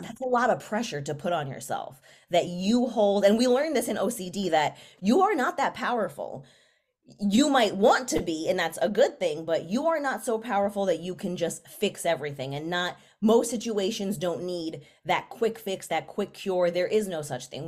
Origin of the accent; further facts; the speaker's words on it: New York City, New York, United States; where I grew up, I am from the Bronx